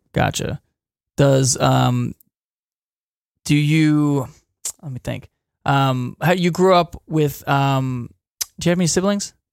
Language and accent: English; Wilmington, United States; born and raised in Wilmington, as we all are